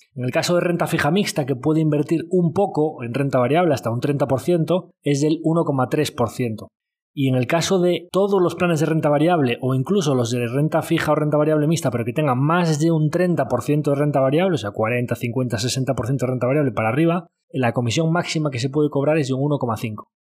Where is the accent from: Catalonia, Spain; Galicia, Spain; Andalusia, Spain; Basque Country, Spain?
Galicia, Spain; como buen gallego